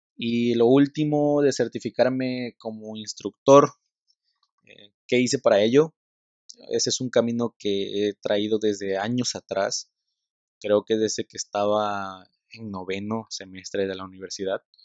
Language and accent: Spanish; Tabasco, Mexico; la cultura del tabasqueño, soy tabasqueño